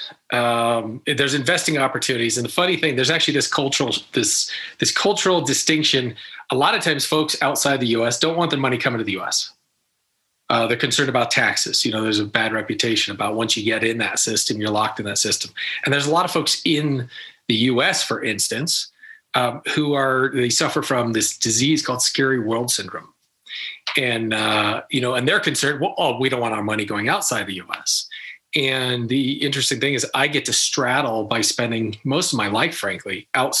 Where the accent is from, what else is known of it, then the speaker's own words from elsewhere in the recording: United States; I'm American born